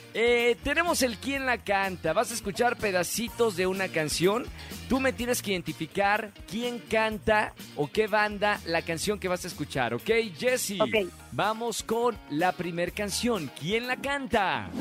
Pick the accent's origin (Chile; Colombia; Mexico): Mexico; Monterrey, Nuevo León; moved away; el estreno en Monterrey del musical de Prom, allá en mi ciudad